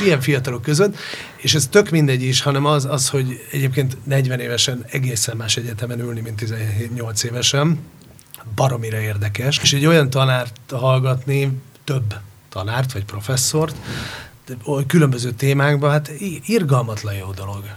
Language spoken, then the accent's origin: Hungarian; Hungary; also born or lived in Spain; Igen, én ott nőttem föl